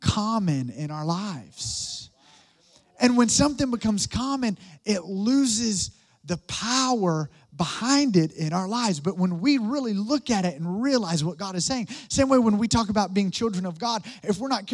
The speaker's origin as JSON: {"language": "English", "region": "Alabama", "country": "United States", "said": "I'm from Alabama"}